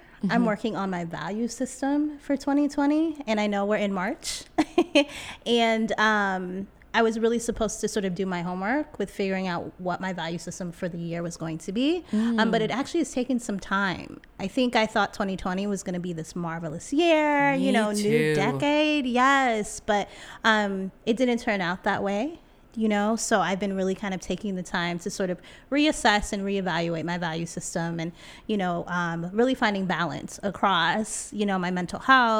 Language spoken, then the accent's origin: English; California, United States; now in New York City, United States; Yeah, so originally I'm from Cali. I'm from the Bay Area. Yay, area, stand up.